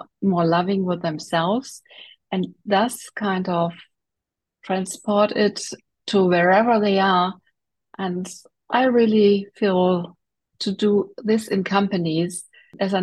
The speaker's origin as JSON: {"language": "English", "country": "Germany", "tie": "born or raised there", "said": "so I grew up in Germany and I'm still living in Germany."}